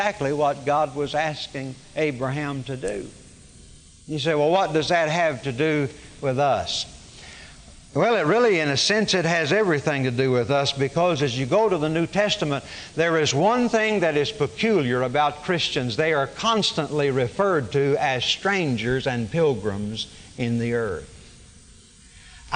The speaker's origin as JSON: {"language": "English", "region": "Arkansas", "country": "United States", "tie": "born or raised there", "also_born_or_lived": "Oklahoma", "moved": "yes", "lives_now": "Dallas-Fort Worth, United States", "said": "I was born in Oklahoma. I grew up in Arkansas. I've lived in Dallas-Fort Worth since 1958."}